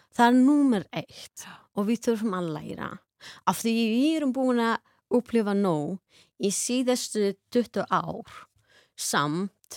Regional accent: Afghanistan; Icelandic is a second language; moved away as an adult; Við bæði komum frá Afganistan. Við byrjuðum skólan enni í moskni þar

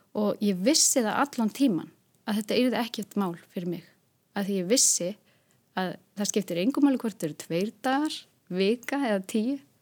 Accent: Hólmavík, Westfjords, Iceland; ég er frá Hólmavík

